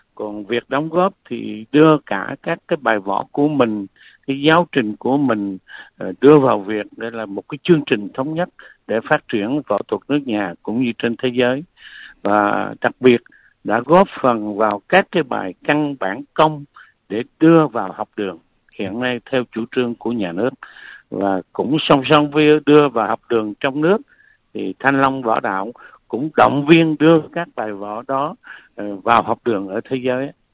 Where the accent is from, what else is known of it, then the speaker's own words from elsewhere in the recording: Phu Yen, Vietnam; moved away; also born or lived in Da Lat / Nha Trang / Ho Chi Minh City; Tôi sinh ra lớn lên ở Phú Yên